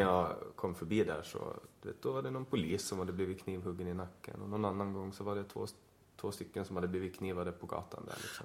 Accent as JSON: {"language": "Swedish", "country": "Åland Islands", "also_born_or_lived": "Stockholm", "moved": "as an adult", "said": "som ålänning"}